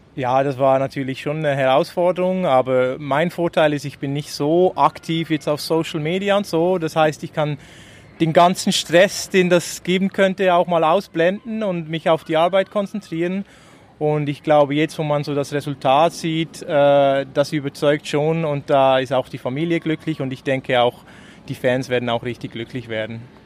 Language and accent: German; Switzerland; als Schweizer